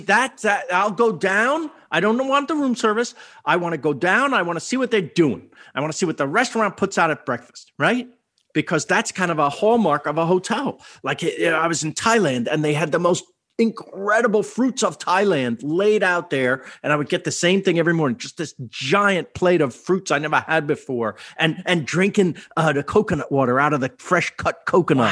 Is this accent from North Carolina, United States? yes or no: no; New York, United States; moved away as an adult; also born or lived in Bronx / Rockland County / Long Island / Manhattan; now in Los Angeles, United States; I was born in New York. I was born in Queens.